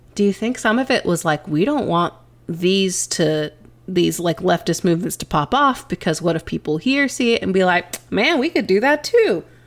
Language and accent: English; East Texas, United States; we grew up in East Texas